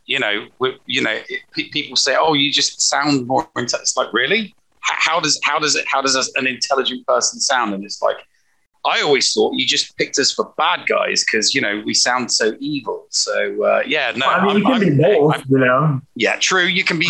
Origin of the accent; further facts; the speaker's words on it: England, United Kingdom; I'm English.